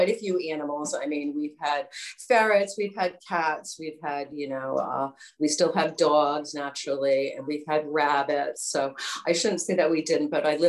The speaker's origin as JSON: {"language": "English", "town": "Westerly", "region": "Rhode Island", "country": "United States", "tie": "born or raised there", "lives_now": "Wakefield, United States", "said": "I grew up in Westerly, and I moved, 30 minutes away to Wakefield."}